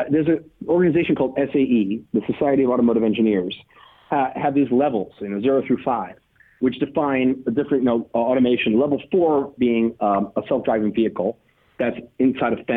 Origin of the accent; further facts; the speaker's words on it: United States; I'm an American